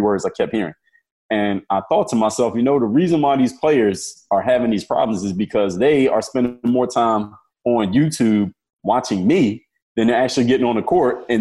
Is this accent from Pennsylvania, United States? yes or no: yes; Philadelphia, Pennsylvania, United States; now in Miami, United States; I'm from Philadelphia, Pennsylvania, born and raised there. I live in Miami, Florida now